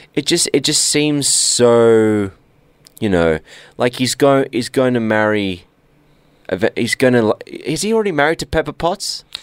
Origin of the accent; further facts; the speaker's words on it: Australia; We're Australian